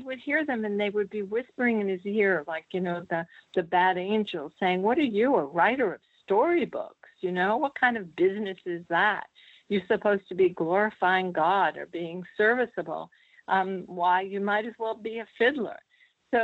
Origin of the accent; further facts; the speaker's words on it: Boston, Massachusetts, United States; I'm from New England, Boston, and my father was from Salem. So, you know, as a New Englander